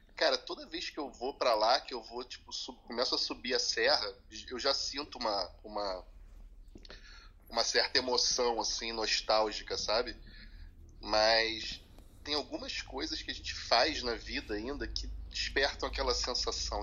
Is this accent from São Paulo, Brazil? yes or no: no; Teresópolis, Rio de Janeiro, Brazil; moved away; passei grande parte da minha infância em Teresópolis